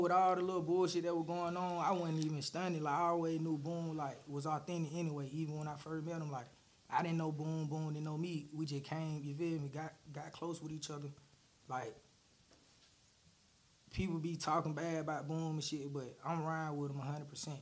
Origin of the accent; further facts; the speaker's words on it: Atlanta, Georgia, United States; I'm from the city